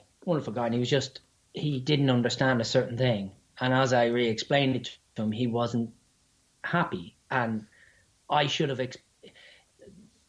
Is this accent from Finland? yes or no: no; Ireland; accent: Irish; my silly Irish accent